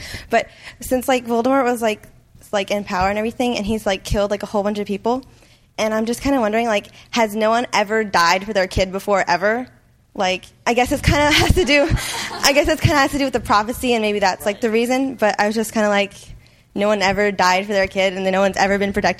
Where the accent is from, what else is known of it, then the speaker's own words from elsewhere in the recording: Bangladesh; I'm from Bangladesh.